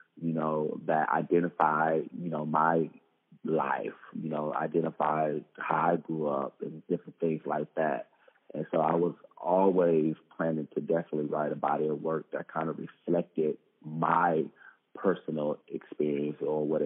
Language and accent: English; Detroit, Michigan, United States; moved away as an adult; also born or lived in Ohio / Atlanta; now in Austin, United States; I was born and raised in Detroit, Michigan